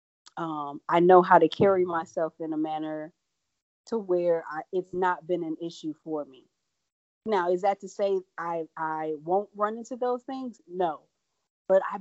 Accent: Franklin, Wisconsin, United States; also born or lived in Milwaukee; I grew up in Franklin

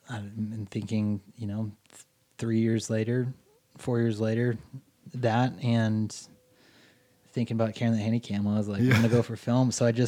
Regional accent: East Bay of San Francisco, California, United States; moved away as an adult; also born or lived in Northridge, California; now in Beverly Hills, United States; And then when I was seven, my family, or five, I can't remember, my stepdad and my mom moved up to the East Bay of San Francisco. Okay. I grew up there pretty much until I was about 18.

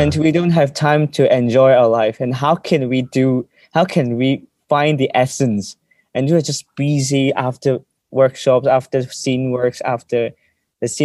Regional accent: Hong Kong; English is a second language

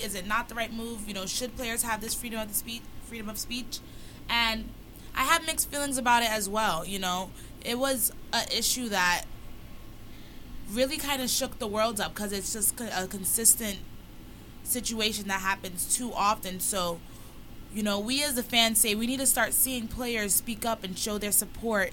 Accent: New York City, New York, United States; I'm just an average girl from Brooklyn

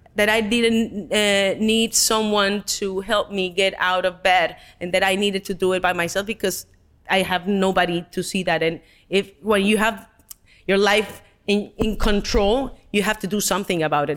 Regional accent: Mexico; English is a second language; moved away as an adult; being Mexican

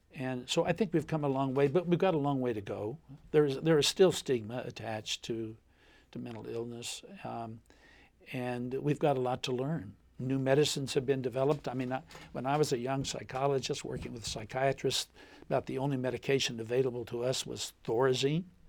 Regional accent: Lucasville, Ohio, United States; also born or lived in Appalachia; my hometown of Lucasville, Ohio

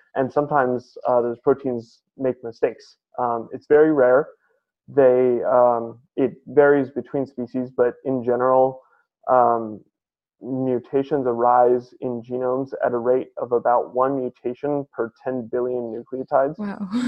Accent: San Francisco, California, United States; I grew up in San Francisco, California

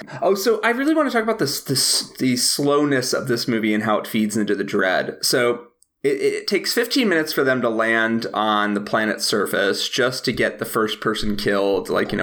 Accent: Chicago, Illinois, United States; Especially as a Chicagoan, because I like would watch him on TV all the time.

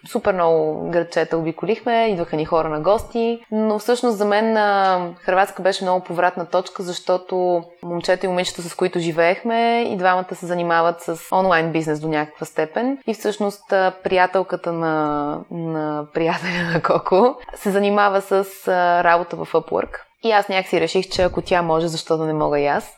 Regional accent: Bulgaria; moved away as an adult; also born or lived in Netherlands / Madrid, Spain / England; сме от България

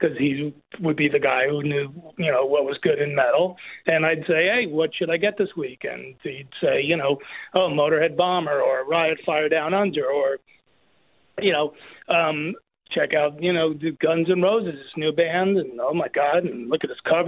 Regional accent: New Jersey, United States; also born or lived in New York; I grew up in Jersey

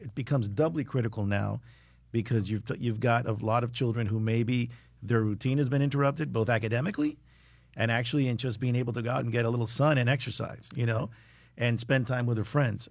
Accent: South Florida, United States; growing up in South Florida, it's, you know, I'm a big believer that this is paradise

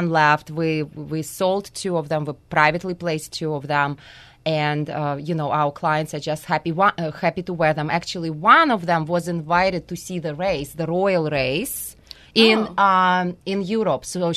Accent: Russia; moved away; growing up in Russia, you know, I didn't really have a childhood

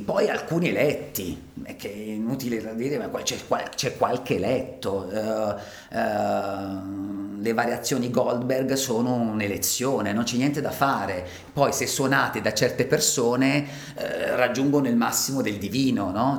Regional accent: Ticino, Switzerland; moved away as an adult; essendo io ticinese, avendo lasciato il Ticino perché avevo trovato poche occasioni di lavoro

